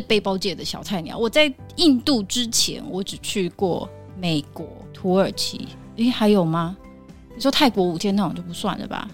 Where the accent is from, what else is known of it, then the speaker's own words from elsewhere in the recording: Taiwan; 我们台湾人的教育就是温良恭俭让